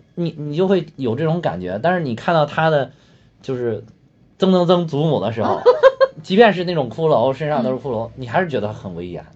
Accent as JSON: {"language": "Chinese", "country": "China", "said": "咱们国家"}